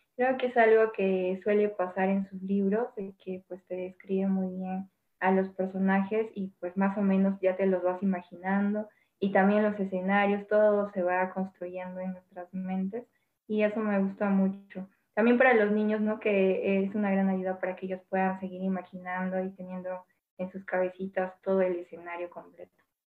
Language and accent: Spanish; Arequipa, Peru; yo también soy Arequipa